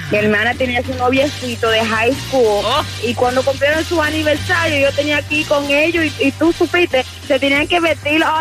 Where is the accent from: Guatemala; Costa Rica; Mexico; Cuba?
Cuba; yo soy de Cuba y mi hermana nació en los 90 y todo cubano sabe que en los 90 los balseros estaban a la una de mi mula